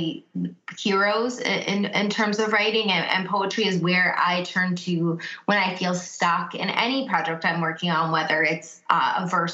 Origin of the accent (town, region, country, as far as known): United States; born or raised there; first language English